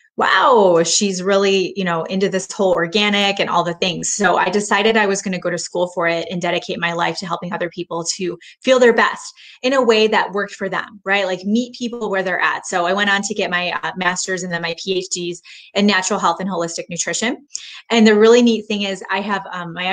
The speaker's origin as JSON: {"language": "English", "region": "Michigan", "country": "United States", "tie": "born or raised there", "moved": "yes", "lives_now": "Texas, United States", "said": "I grew up in Michigan"}